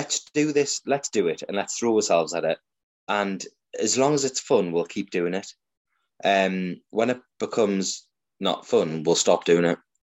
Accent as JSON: {"language": "English", "town": "Newcastle upon Tyne", "region": "North East England", "country": "United Kingdom", "accent": "Geordie", "said": "I'm from Newcastle"}